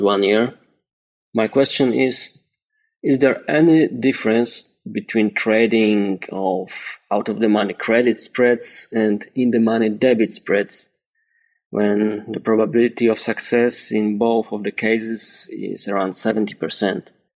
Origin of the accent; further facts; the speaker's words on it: Poland; I'm from Poland